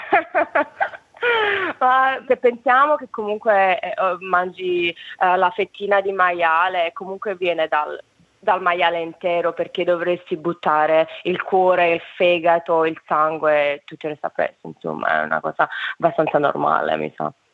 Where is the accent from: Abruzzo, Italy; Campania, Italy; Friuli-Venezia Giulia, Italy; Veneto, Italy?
Campania, Italy; Naples; moved away as an adult; now in Hobart, Australia; quando mm, ero abbastanza giovane, eh, me ne sono andata da Napoli